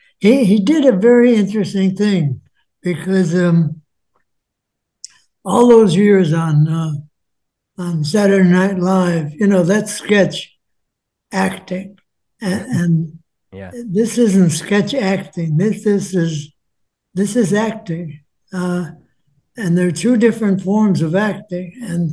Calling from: Los Angeles, California, United States; L.A., yeah.

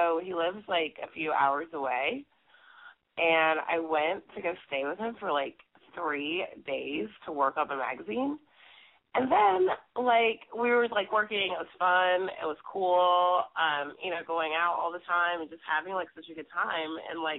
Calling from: Brooklyn, New York, United States

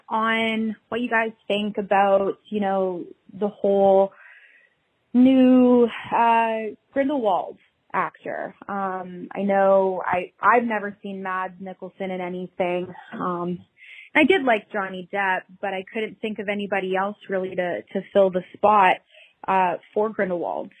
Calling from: Canada; I'm calling from Canada

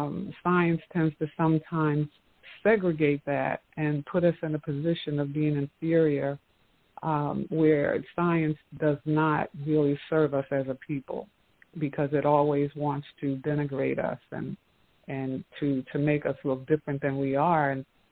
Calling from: Atlanta, Georgia, United States; I'm calling from Atlanta.

